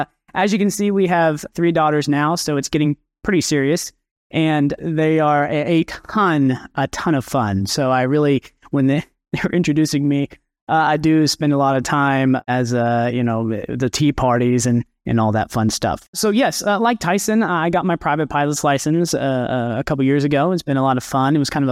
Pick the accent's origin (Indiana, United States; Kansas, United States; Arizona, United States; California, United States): Kansas, United States; now in Arkansas, United States; I'm originally from Kansas. So if you're from the West Coast, you probably flew over my very beautiful home state, and I'm now in Arkansas.